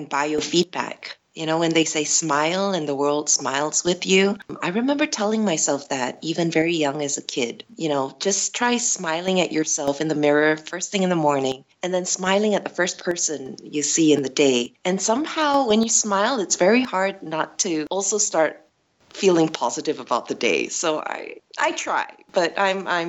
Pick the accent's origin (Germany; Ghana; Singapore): Singapore; also born or lived in United States / Netherlands; I was born and bred in Singapore